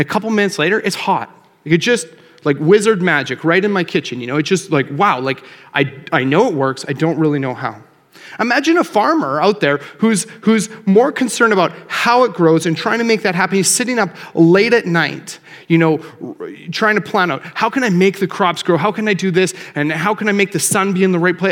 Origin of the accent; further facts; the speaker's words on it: Calgary, Alberta, Canada; now in Lloydminster, Canada; I grew up in Calgary, and I live in Lloyd.